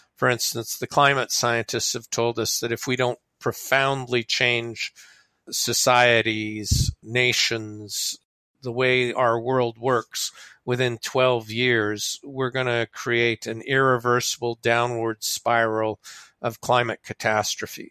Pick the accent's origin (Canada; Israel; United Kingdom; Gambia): Canada; I'm a Canadian